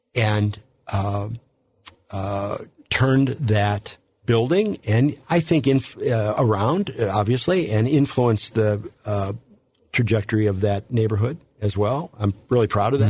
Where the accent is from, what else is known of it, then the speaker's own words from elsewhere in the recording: St. Louis, Missouri, United States; when I grew up in Saint Louis, it was a very different place